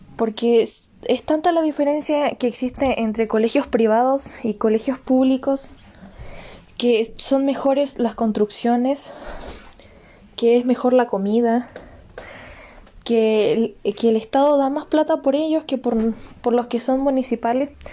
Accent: Chile; todos somos chilenos

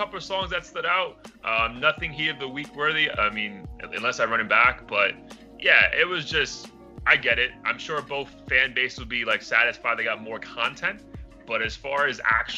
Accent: the South, Florida, United States; I'm from the South, technically in Florida

